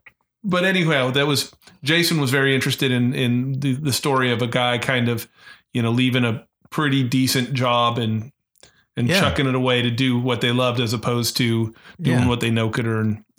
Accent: Seattle, Washington, United States; moved away as an adult; also born or lived in Nashville; I left Seattle, my hometown

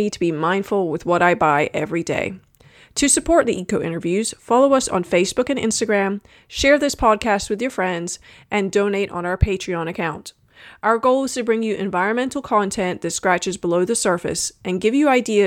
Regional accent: Scotland, United Kingdom; now in South Carolina, United States; I've always felt a little bit like a foreigner in South Carolina. I spent half my life growing up in Scotland and half here.

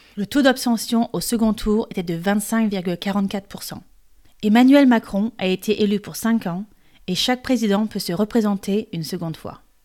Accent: France; Je suis française et coach de français

